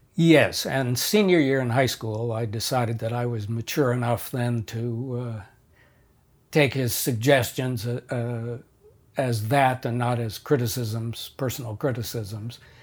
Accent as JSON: {"language": "English", "town": "Madison", "region": "Wisconsin", "country": "United States", "tie": "born or raised there", "also_born_or_lived": "Philadelphia, Pennsylvania", "said": "we moved from Philadelphia to Wisconsin, where my father, uh, taught at the University of Wisconsin-Madison."}